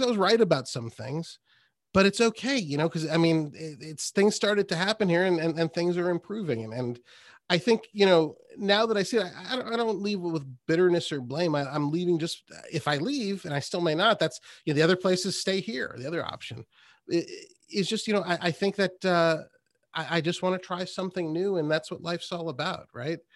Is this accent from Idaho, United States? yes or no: no; Westport, Connecticut, United States; moved away as an adult; also born or lived in Trumbull, Connecticut / Austin, Texas; I grew up here. I grew up in Trumbull and then Westport